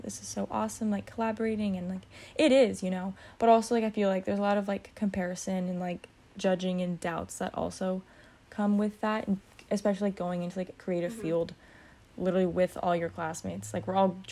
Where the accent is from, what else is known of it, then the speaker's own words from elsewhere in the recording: Redondo Beach, California, United States; in high school, like, in my hometown. I mean, Redondo Beach